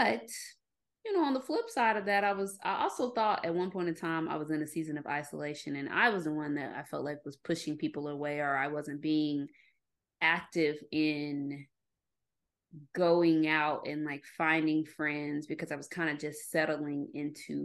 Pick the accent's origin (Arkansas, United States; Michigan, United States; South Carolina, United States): Arkansas, United States; I'm from Arkansas